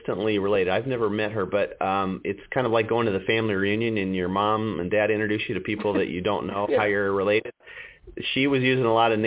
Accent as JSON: {"language": "English", "region": "Wyoming", "country": "United States", "moved": "yes", "lives_now": "Illinois, United States", "said": "I came from Wyoming originally"}